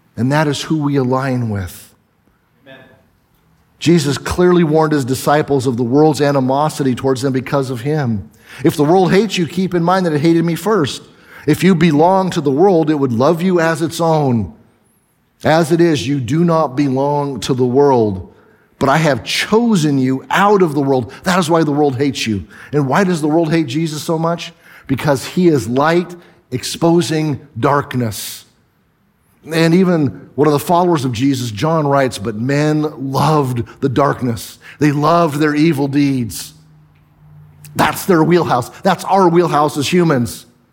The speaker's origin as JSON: {"language": "English", "area": "the Northwest", "region": "Pacific Northwest", "country": "United States", "said": "I'm from the Northwest."}